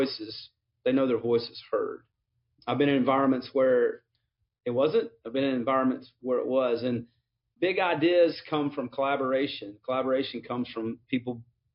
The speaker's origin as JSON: {"language": "English", "region": "Mississippi", "country": "United States", "tie": "born or raised there", "said": "I was also growing up in Mississippi during the time of the rise of the SEC."}